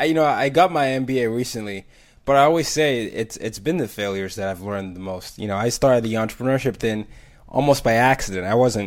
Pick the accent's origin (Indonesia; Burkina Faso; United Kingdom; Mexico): Burkina Faso; But growing up in Burkina Faso and picking up French and studying that, I found that that language, that dual understanding of learning another language and way someone connects, helped me connect with other people.